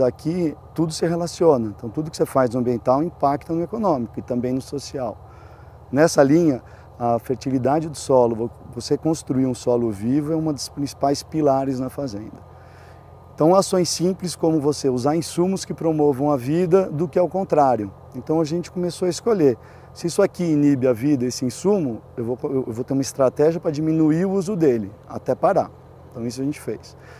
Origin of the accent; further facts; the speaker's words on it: Cerrado, Minas Gerais, Brazil; moved away; quando a gente voltou em 2016, a gente escolheu fazer parte né, do, do Cerrado, do, de Minas Gerais.